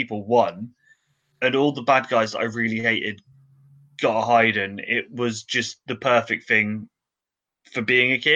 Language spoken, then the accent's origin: English; England, United Kingdom; being English